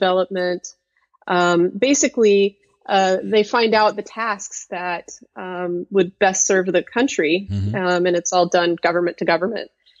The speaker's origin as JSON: {"language": "English", "area": "small town outside of Boise", "region": "Idaho", "country": "United States", "tie": "born or raised there", "also_born_or_lived": "Oregon / Arizona / Turgen, Kazakhstan", "moved": "yes", "lives_now": "Portland, United States", "said": "I did grow up in a small town outside of Boise, Idaho, which is one state over from Oregon"}